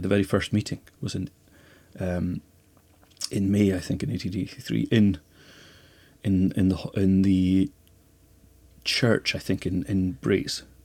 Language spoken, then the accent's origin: English; Skye, Scotland, United Kingdom; also born or lived in Lewis; I was born in Lewis, and we came over to Skye when I was five.